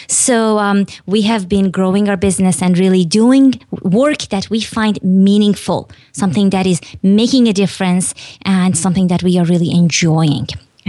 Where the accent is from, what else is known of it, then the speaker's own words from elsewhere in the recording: Iran; but I was born and raised in Iran, which is a country in the Middle East.